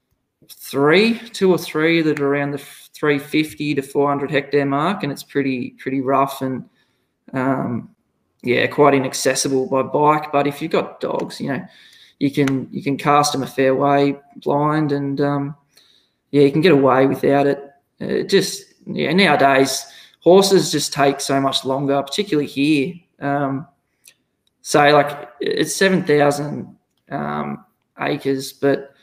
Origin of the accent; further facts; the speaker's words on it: Victoria, Australia; moved away as an adult; now in Kangaroo Mountain, Australia; I'm originally from Victoria, didn't grow up on a farm, lived in a rural area